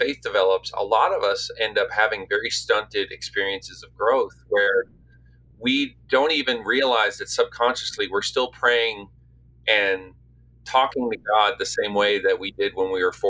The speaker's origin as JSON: {"language": "English", "town": "St. John's", "region": "Newfoundland and Labrador", "country": "Canada", "tie": "born or raised there", "moved": "yes", "lives_now": "Nashville, United States", "said": "I grew up in St. John's"}